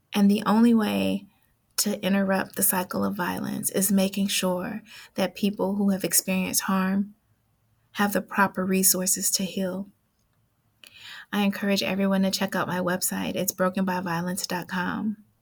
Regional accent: Oakland, California, United States; I grew up in East Oakland

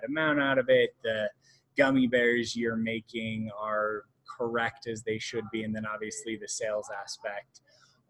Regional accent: Western Colorado, United States; I grew up in Western Colorado, went to University of Colorado three times

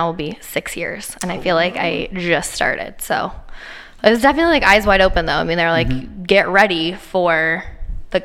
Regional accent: Spokane, Washington, United States; I'm a Spokane girl. Born and raised

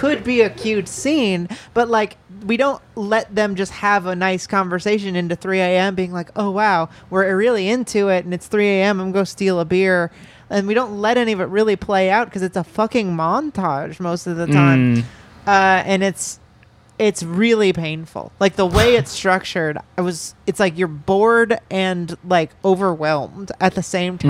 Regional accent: Los Angeles, California, United States; What? I'm from California.

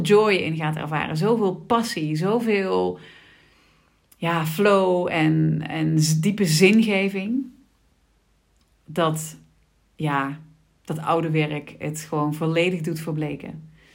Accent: Sittard, Limburg, Netherlands; ik ben eh, geboren en getogen in Sittard

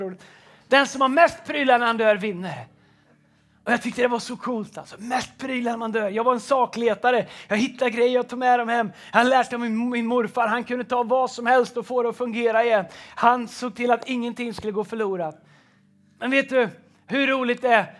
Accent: Tidaholm, Västra Götaland, Sweden; also born or lived in United States; när jag växte upp så, i Tidaholm

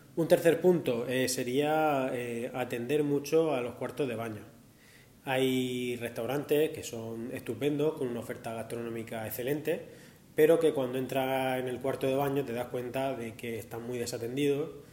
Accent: Murcia, Region of Murcia, Spain; soy de Murcia

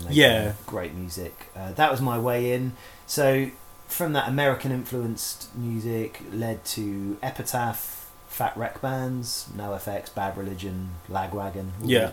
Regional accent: Isle of Wight, South East England, United Kingdom; also born or lived in Portsmouth; On the Isle of Wight, where I'm from, you have high school still

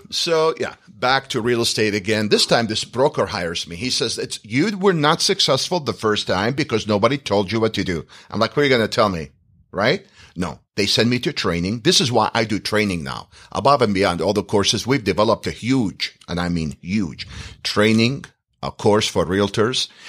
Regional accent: Iraq; moved away as an adult; now in United States; I'm from the Middle East. I'm from Iraq. We're Chaldeans

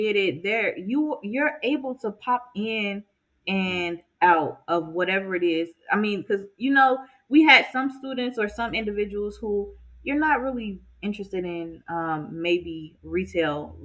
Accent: Inglewood, California, United States; I grew up in Inglewood

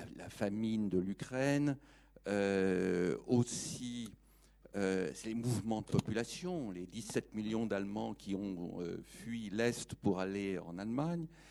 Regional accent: France; je suis français

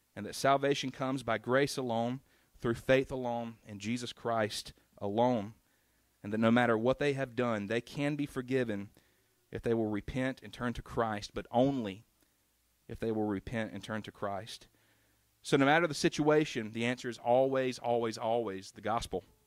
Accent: South Carolina, United States; we grew up in South Carolina

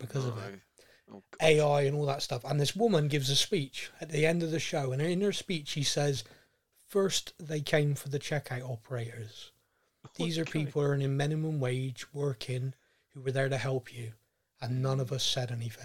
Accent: Bristol, South West England, United Kingdom; I obviously was born and raised in Bristol

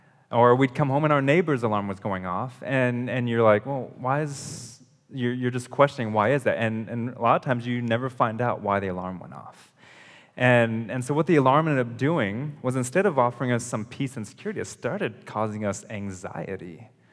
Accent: California, United States; also born or lived in Ohio / Indonesia; So growing up, I lived in California. I was born in California, lived there, moved to Ohio, and then we moved to Indonesia.

